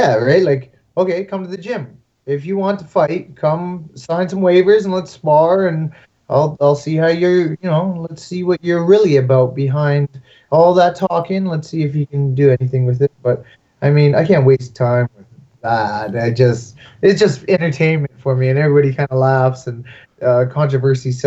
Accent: Canada; I'm very Canadian

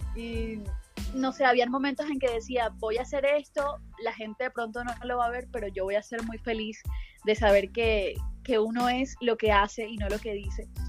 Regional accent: Caribbean coast of Colombia, Caribbean Region, Colombia; accent: costeño; cómo somos los costeños

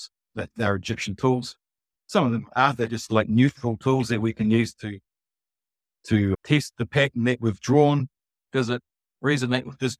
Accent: New Zealand; I'm from New Zealand

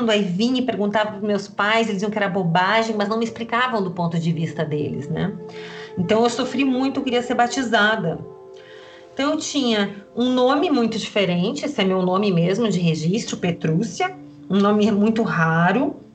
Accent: Porto Alegre, Rio Grande do Sul, Brazil; born there; also born or lived in London; Eu nasci em Porto Alegre, né? Você pediu para falar da infância.

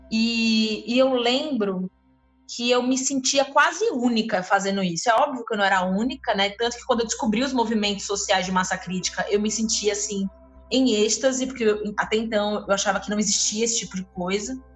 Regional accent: Northeast Region, Brazil; isso é uma coisa que para mim como nordestina chamava muita atenção

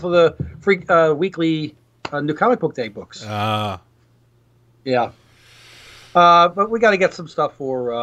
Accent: New York City, New York, United States; moved away as an adult; now in Georgia, United States; where I grew up in New York City

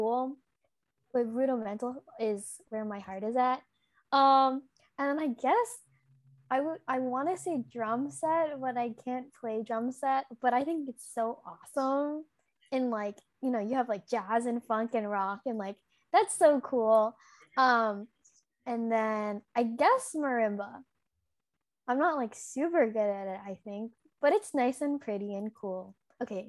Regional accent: Chicago, Illinois, United States; I'm from Chicago

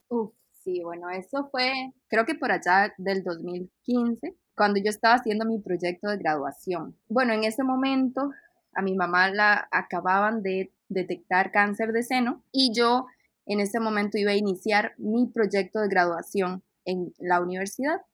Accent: Costa Rica; moved away as an adult; also born or lived in Panama; soy de Costa Rica

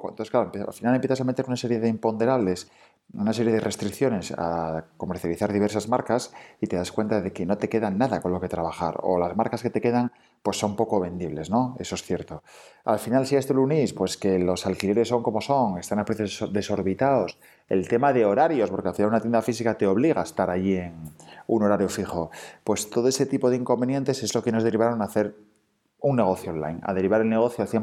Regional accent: Oviedo, Asturias, Spain; Pues en Capotinas hacemos ropa de bebé hecha a mano, en Asturias, porque somos de Asturias, de Oviedo.

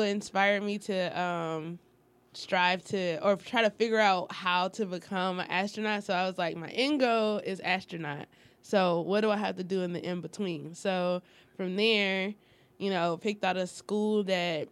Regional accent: Detroit, Michigan, United States; I'm from Detroit, from the east side

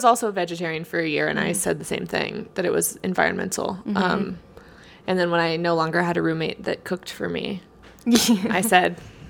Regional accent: Texas, United States; accent: Texas; moved away; I'm from Texas.

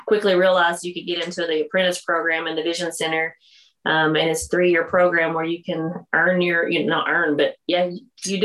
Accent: the South, United States; accent: Southern; We're from the South. You could probably tell by my accent that it's pretty Southern.

